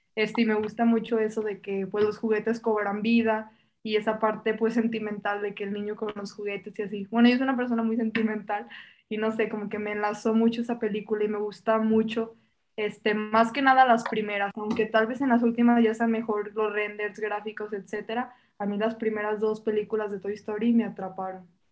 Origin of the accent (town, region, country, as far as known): Mexico